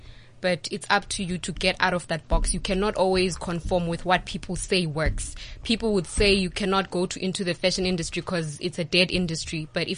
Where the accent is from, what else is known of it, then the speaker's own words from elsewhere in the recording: Mthatha, Eastern Cape, South Africa; moved away; Mthatha, my hometown.